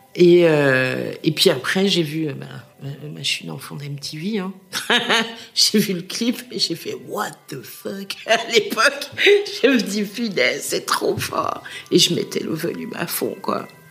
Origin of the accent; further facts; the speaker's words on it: Schaerbeek, Brussels-Capital Region, Belgium; now in Forest, Belgium; je suis né à Skarvik